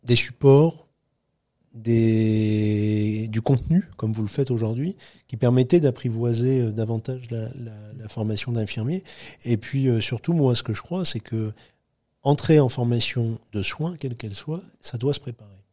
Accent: between Calais and Dunkirk, Hauts-de-France, France; moved away as an adult; je retourne chez moi dans le Grand Nord de la France, chez mes parents

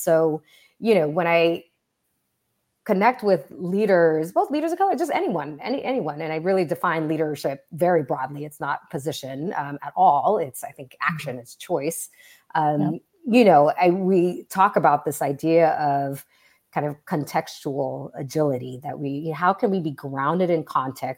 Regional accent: Southern California, United States; I grew up in Southern California

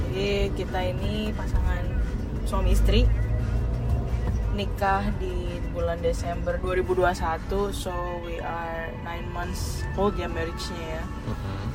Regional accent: Jakarta, Indonesia; now in Bekasi, Indonesia; kalau gue sih dari Jakarta aslinya dan baru pindah ke Bekasi setelah menikah dengan my husband

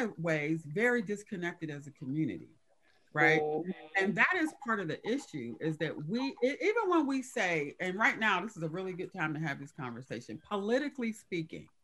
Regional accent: Pittsburgh, Pennsylvania, United States; also born or lived in Hazelwood, Pittsburgh; as a child, grew up in the Hill District, but then as an adult, I moved to Hazelwood

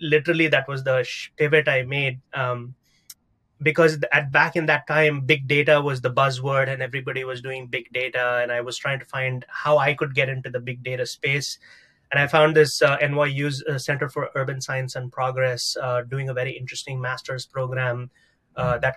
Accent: South India, India; moved away as an adult; now in New York City, United States; I'm originally from South India. I've been in the United States for about 16 years now

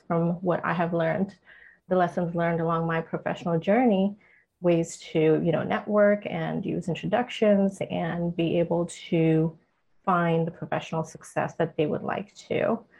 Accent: India; also born or lived in Middle East / Atlanta; now in Los Angeles, United States; My background, though, I was born and raised in India, partly also in the Middle East. We've moved to the US about 16 years ago and lived in Atlanta. So been on the East Coast and now live here in LA on the West Coast.

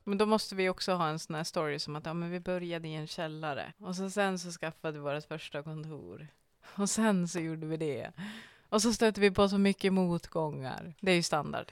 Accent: Norrland, Sweden; jag ser mig också själv som en norrlänning.

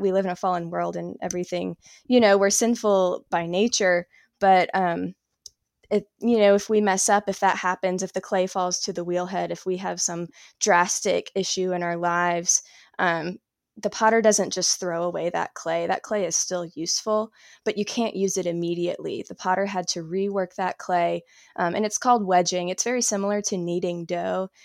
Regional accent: South Carolina, United States; moved away as an adult; now in Asheville, United States; I'm originally from South Carolina. I moved to Asheville, North Carolina, about two years ago

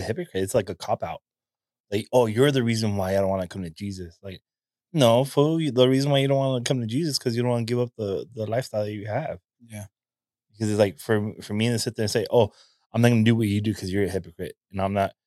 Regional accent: California, United States; a native Californian

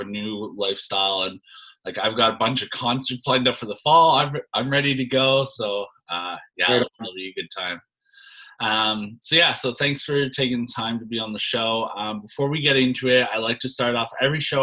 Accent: Canada; being a Canadian like yourself

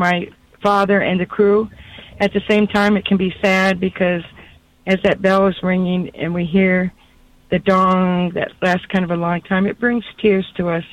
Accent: Toledo, Ohio, United States; now in Abilene, United States; I'm originally from Toledo, Ohio.

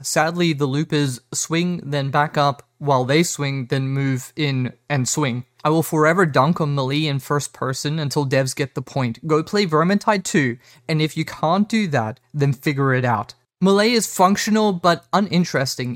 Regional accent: South Africa; I'm South African

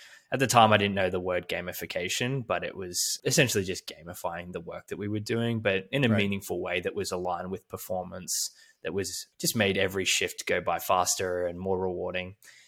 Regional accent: Melbourne, Victoria, Australia; was at college, we call it uni back in Australia, where I grew up in Melbourne.

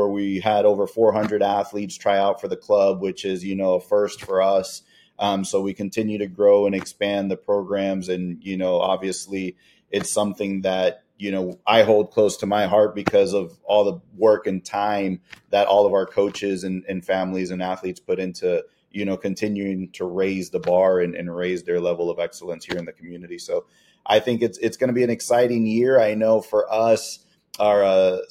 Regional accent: Miami, Florida, United States; moved away as an adult; now in Fort Myers, United States; We grew up in Miami together

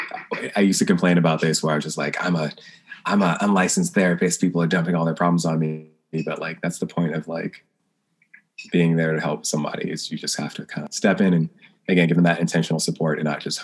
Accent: the South, United States; I'm from the South

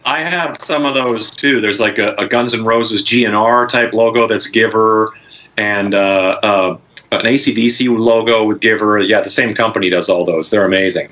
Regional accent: Saskatchewan, Canada; I'm from Saskatchewan

